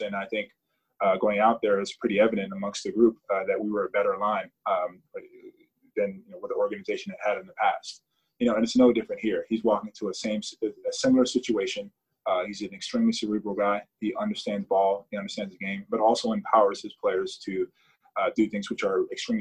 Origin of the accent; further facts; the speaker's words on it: United States; as an American, a proud American